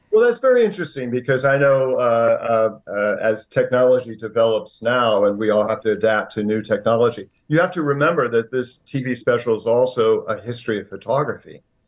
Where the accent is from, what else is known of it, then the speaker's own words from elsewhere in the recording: Indiana, United States; when I was seven years old, growing up in Indiana